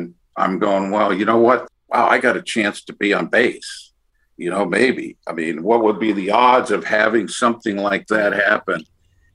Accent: Los Angeles, California, United States; the Dodgers, my hometown team

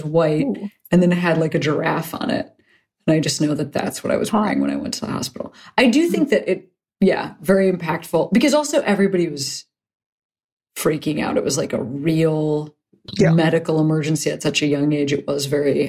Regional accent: outside Chicago, Illinois, United States; moved away; I'm from like 15 miles outside of Chicago

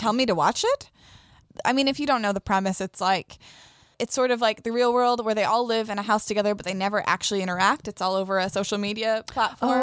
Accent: Sedona, Arizona, United States; moved away as an adult; also born or lived in Tucson; now in Los Angeles, United States; I grew up in Sedona

